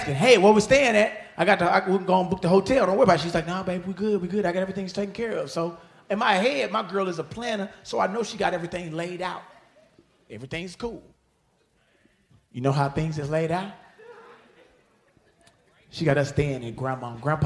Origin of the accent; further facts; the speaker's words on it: Houston, Texas, United States; I'm from Houston, Texas